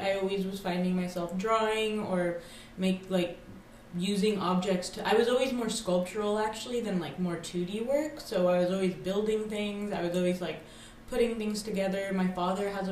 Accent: Morgantown, West Virginia, United States; moved away; also born or lived in Iran; I'm originally from Morgantown, West Virginia

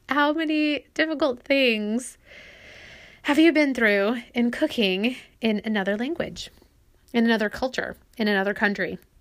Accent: United States; moved away as an adult; also born or lived in Brazil; as an American

